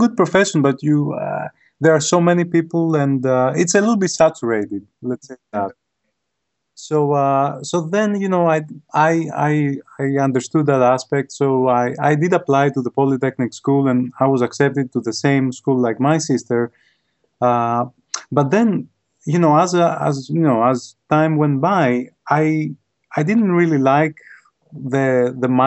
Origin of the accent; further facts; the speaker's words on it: Athens, Attica, Greece; moved away as an adult; also born or lived in Worcester, Massachusetts, United States; now in United States; I was born and raised in Athens, Greece. I lived in Greece for about 24 years, and then I moved to the United States.